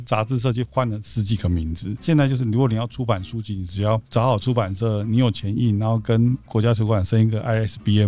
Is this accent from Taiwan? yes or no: yes; Tainan, Taiwan; 我在台南长大